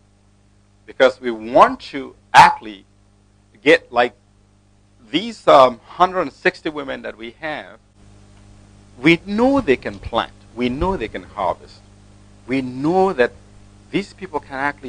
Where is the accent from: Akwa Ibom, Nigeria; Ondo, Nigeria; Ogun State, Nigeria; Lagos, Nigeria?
Akwa Ibom, Nigeria; now in United States; I'm from Akwa Ibom State.